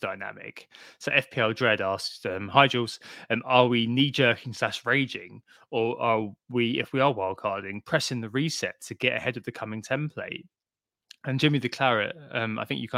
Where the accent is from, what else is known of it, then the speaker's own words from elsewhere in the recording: Brentford, London, United Kingdom; A Freudian shout out for my hometown there